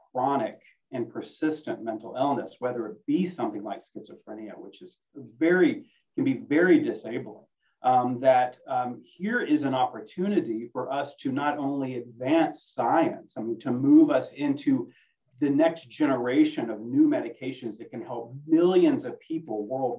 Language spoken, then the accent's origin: English; Little Rock, Arkansas, United States; I'm from Little Rock